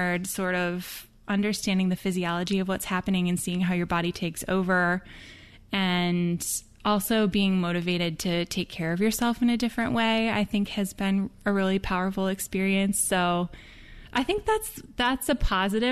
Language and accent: English; Midwest, United States; I grew up in the Midwest